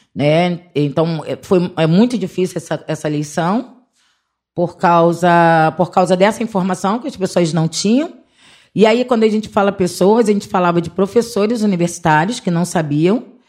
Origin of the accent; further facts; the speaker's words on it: Rio de Janeiro, Brazil; sou cria da Vintém, onde eu comecei minha militância com criança e adolescente